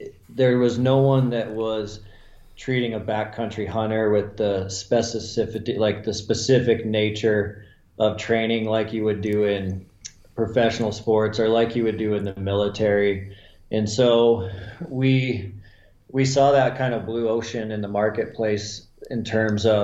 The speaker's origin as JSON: {"language": "English", "region": "Montana", "country": "United States", "tie": "born or raised there", "also_born_or_lived": "Wyoming", "said": "I'm a Montana kid. I was born in Wyoming, but we only lived there about 6 months before I moved to Montana. So I've been in Montana my entire life"}